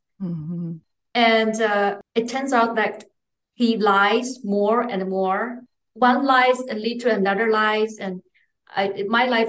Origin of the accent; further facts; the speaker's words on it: Beijing, China; English is a second language; now in Frankfurt, Germany; I was born and raised in Beijing, the capital city of China